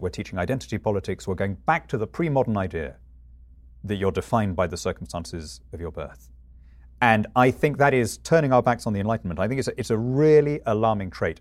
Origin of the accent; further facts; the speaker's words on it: United Kingdom; I'm British rather than European